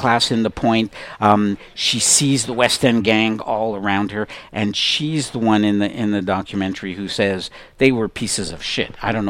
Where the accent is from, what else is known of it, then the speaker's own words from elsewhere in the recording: Montreal, Quebec, Canada; I'm born and raised in Montreal, spent almost all my life in Montreal.